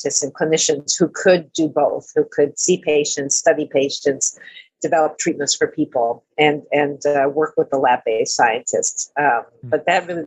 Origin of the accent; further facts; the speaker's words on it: Amherst, New York, United States; now in Boston, United States; I grew up in Amherst, New York, right near Buffalo